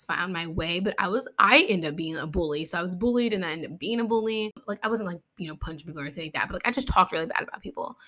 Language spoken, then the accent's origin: English; Ohio, United States; also born or lived in West Virginia; I was born in West Virginia, but I was raised here in Ohio. We moved when I was little.